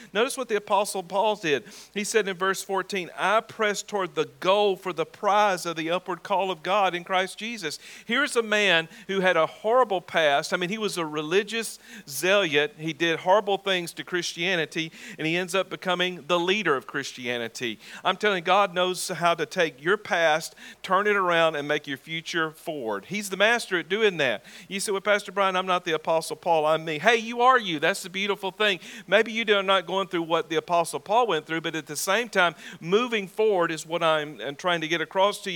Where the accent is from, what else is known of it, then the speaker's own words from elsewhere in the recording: Talladega, Alabama, United States; moved away; the very church where I was born again on October the 16th, 1983 at 6.30 p.m., the corner of Cherry and Elm in Talladega, Alabama